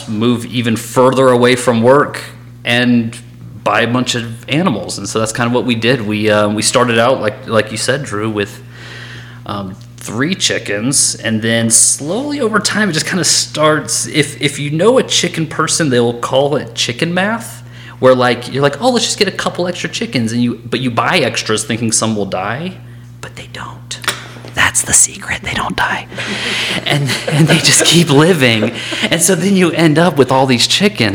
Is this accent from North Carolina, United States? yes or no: yes; Raleigh, North Carolina, United States; moved away; I grew up in Raleigh, North Carolina